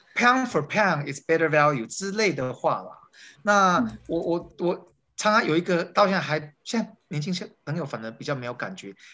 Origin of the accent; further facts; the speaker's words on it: Taiwan; moved away as an adult; also born or lived in United States; 我是在台湾是讲立刻的时代长大的